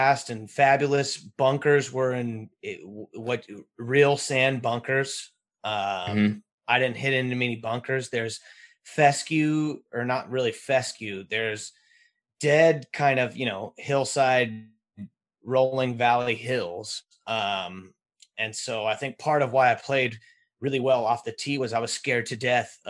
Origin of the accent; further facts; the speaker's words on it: Northern California, United States; we're from Northern California. We're Northern California guys.